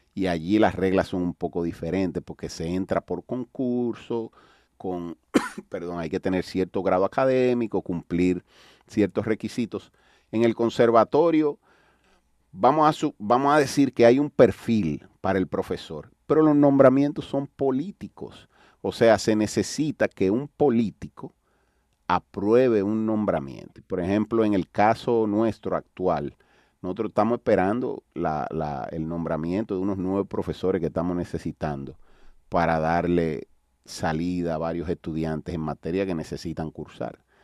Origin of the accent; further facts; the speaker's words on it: Dominican Republic; aquí en mi país